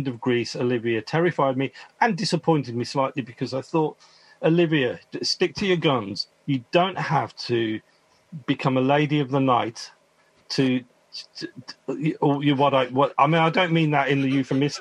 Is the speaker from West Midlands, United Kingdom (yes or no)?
yes; Birmingham, West Midlands, United Kingdom; where I grew up in Moseley